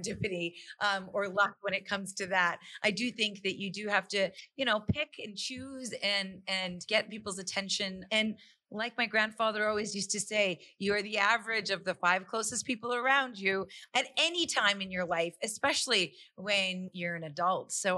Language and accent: English; Calgary, Alberta, Canada; I'm born and raised in Calgary, Alberta, but my parents are both from India